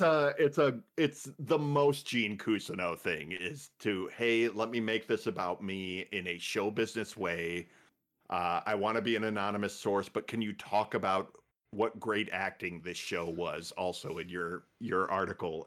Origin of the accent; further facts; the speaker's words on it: Midwest, United States; I'm from the Midwest